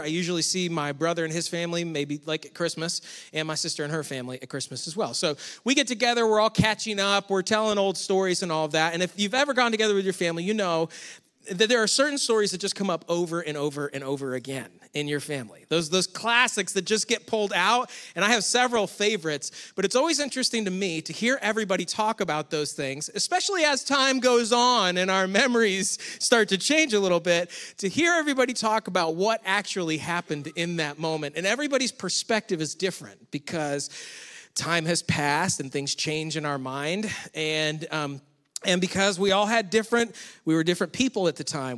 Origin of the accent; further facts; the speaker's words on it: Rochester, New York, United States; moved away; I grew up near Rochester, New York